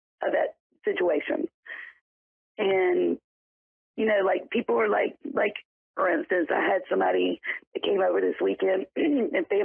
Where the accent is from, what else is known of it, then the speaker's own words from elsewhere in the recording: South Carolina, United States; I am from South Carolina.